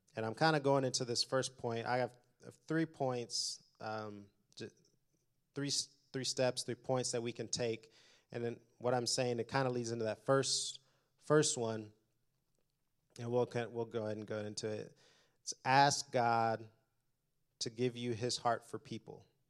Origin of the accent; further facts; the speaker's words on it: Indianapolis, Indiana, United States; also born or lived in Detroit; I was born in Detroit, grew up in Indianapolis